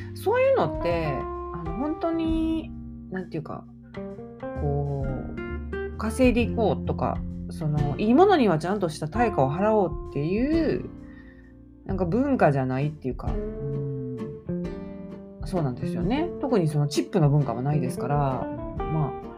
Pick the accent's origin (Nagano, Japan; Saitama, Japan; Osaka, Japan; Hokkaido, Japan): Osaka, Japan; 関西人なんでと関西人というか大阪人なんですか